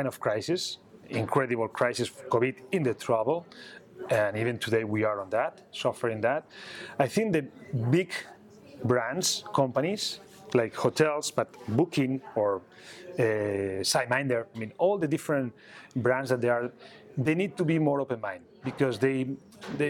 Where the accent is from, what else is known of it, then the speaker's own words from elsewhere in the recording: Barcelona, Catalonia, Spain; I was born here in Barcelona